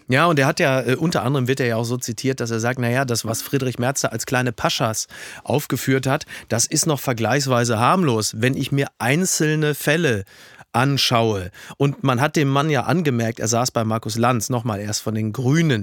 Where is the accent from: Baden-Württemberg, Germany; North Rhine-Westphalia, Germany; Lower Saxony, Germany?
North Rhine-Westphalia, Germany; Castrop-Rauxel; in Castor Brauxel, wo, wo ich herkomme